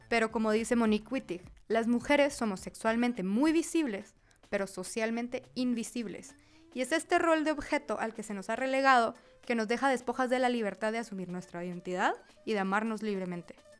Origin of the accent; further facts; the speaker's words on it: Guatemala; moved away as an adult; now in Mexico City, Mexico; periodista y estratega digital de Guatemala